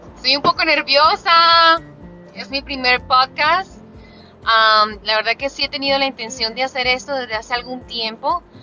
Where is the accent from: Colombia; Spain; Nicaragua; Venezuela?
Colombia; soy colombiana